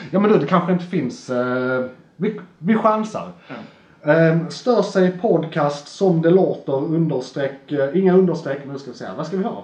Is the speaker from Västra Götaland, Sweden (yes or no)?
no; Skåne, Sweden; Alltså, å, jag, som skåning